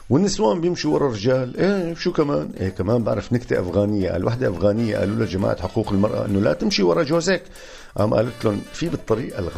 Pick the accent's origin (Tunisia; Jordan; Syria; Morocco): Syria; خلص افتح قلبك أنا مثلك سوري يعني بفهم عليك عالطاير بفهم عليك